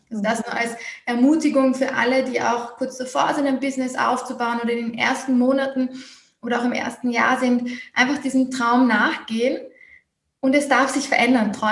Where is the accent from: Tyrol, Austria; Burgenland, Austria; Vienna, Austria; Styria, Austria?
Vienna, Austria; Also ich bin aus Wien Österreich